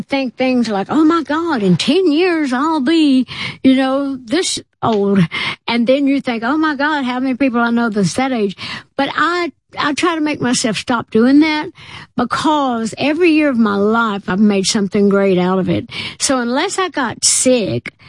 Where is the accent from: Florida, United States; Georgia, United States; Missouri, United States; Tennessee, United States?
Tennessee, United States; I'm from Tennessee